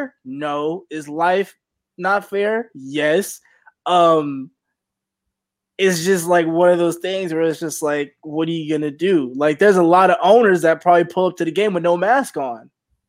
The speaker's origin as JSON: {"language": "English", "town": "Atlanta", "region": "Georgia", "country": "United States", "said": "Like, I'm not even from New York. I'm from Atlanta"}